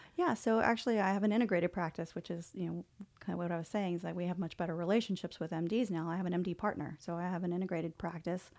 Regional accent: New Orleans, Louisiana, United States; moved away; I'm originally from New Orleans

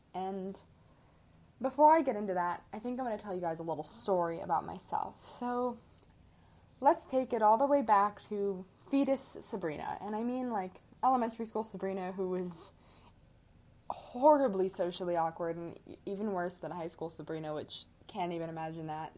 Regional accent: Midwest, United States; moved away as an adult; now in Arizona, United States; I am from the Midwest, so I'm used to the cold

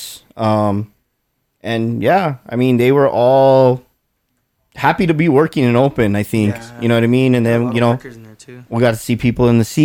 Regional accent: New Mexico, United States; We're from New Mexico. We're known for fucking green chili

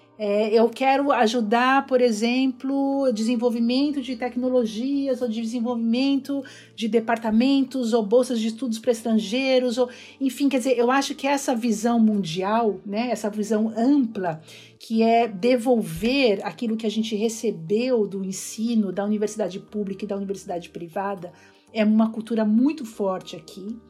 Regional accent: Brazil; moved away as an adult; also born or lived in São Paulo, Brazil / Bahia, Brazil / California, United States; now in Princeton, United States; eu venho do Brasil, eu sou brasileiro, eu dou aula de cultura brasileira

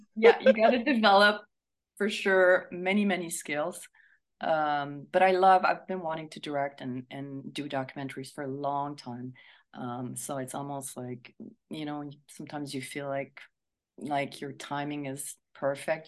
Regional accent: Montreal, Quebec, Canada; now in Toronto, Canada; I'm from Montreal

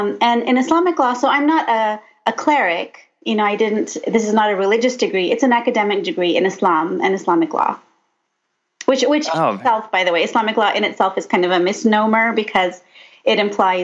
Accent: Los Angeles, California, United States; I grew up actually in Los Angeles

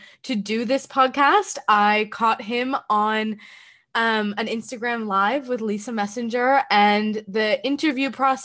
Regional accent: Canada; I am from Canada

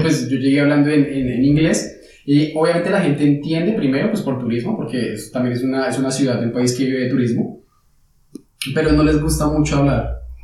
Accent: Colombia; moved away as an adult; now in Frankfurt, Germany; nosotros como colombianos estamos acostumbrados

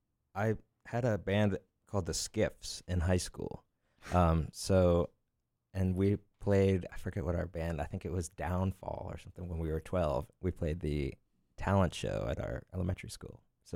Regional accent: Lititz, Pennsylvania, United States; I'm from Lititz.

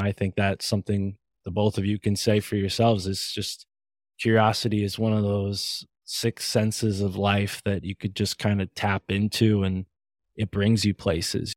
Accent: Connecticut, United States; I'm from Connecticut

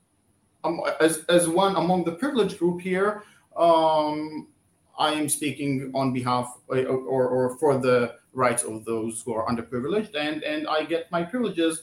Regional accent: Israel; I grew up here in Israel-Palestine, went through the normal indoctrination

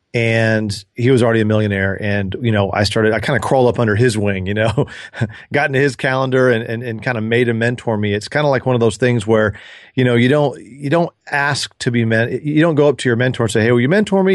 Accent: Dallas, Texas, United States; I grew up in Dallas and with my sister.

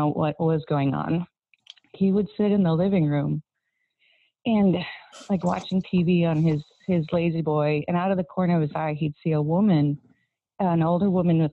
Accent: South Dakota, United States; I grew up in South Dakota, a small town that is quite literally hundreds of miles in every direction from a city square.

